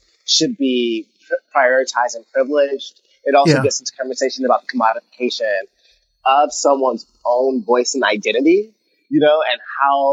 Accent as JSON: {"language": "English", "town": "Columbus", "region": "Georgia", "country": "United States", "tie": "born or raised there", "moved": "yes", "said": "In Columbus, Georgia, where I went to high school"}